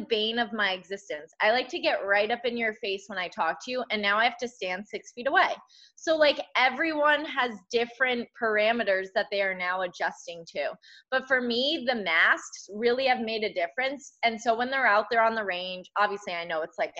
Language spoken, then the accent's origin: English; Connecticut, United States; Connecticut, my home state